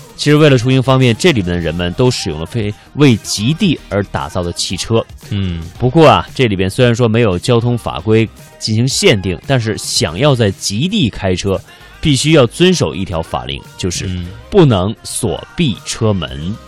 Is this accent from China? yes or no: yes; China; 我们中国人